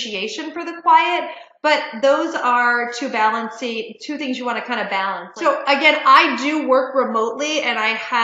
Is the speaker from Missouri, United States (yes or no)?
no; Detroit, Michigan, United States; moved away; also born or lived in Chicago / Washington, D.C.; I grew up in Detroit